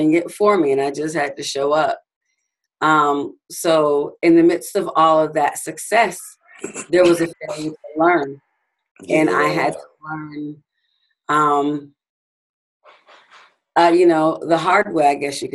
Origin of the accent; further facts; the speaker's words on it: Grand Rapids, Michigan, United States; I was born and raised in Grand Rapids, Michigan